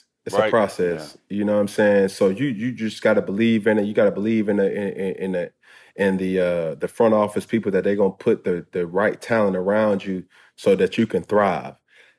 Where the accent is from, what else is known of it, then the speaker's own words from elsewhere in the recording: the South, United States; And I'm like, man, I'm a dude from the South, bro.